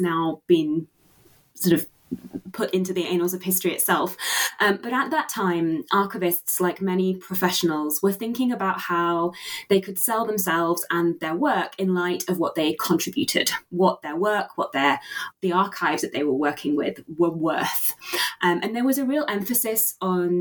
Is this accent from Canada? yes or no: no; Yorkshire and the Humber, United Kingdom; when I was growing up in Yorkshire